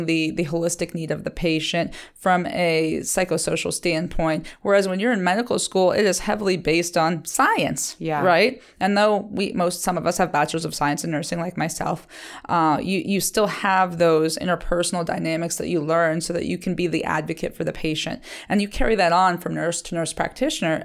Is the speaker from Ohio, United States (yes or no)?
yes; Liberty, Ohio, United States; Liberty is my hometown